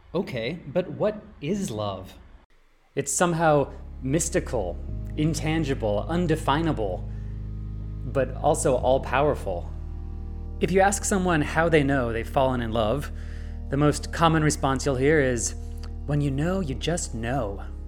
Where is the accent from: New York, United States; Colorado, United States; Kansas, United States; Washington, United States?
Colorado, United States; Loveland; I grew up in Loveland, Colorado